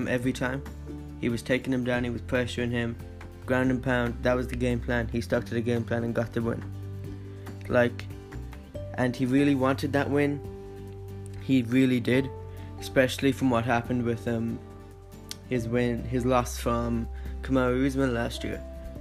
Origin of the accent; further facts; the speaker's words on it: Ireland; I'm Irish myself